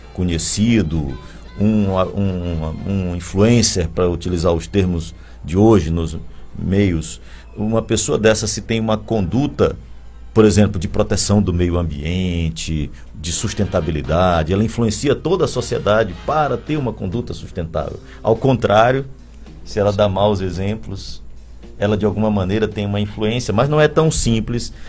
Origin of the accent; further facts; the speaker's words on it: São Luís, Maranhão, Brazil; eu sou daqui, mesmo sendo torcedor do MAC